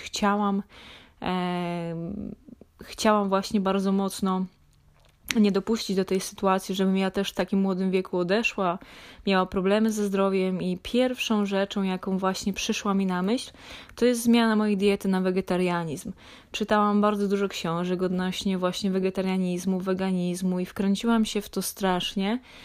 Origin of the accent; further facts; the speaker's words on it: Lesser Poland, Poland; Ja pochodzę z niedużej miejscowości w województwie małopolskim